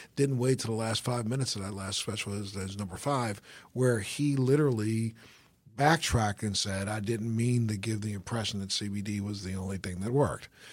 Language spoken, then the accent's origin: English; Baltimore, Maryland, United States; Baltimore, you, that's, that's my hometown